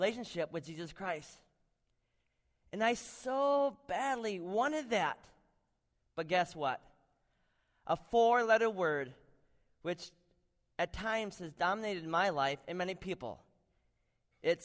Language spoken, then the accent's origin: English; Butterfield, Minnesota, United States; moved away as an adult; also born or lived in Macedonia; I grew up in Butterfield, Minnesota